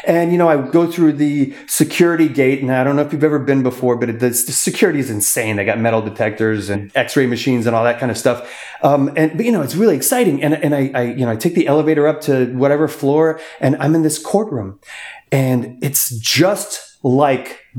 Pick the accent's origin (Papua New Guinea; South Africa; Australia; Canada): Canada; now in United States; like a poor immigrant boy. I'm from Canada